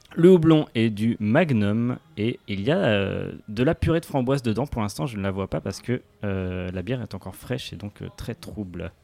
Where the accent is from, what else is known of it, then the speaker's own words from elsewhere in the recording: Paris, Île-de-France, France; je suis parisien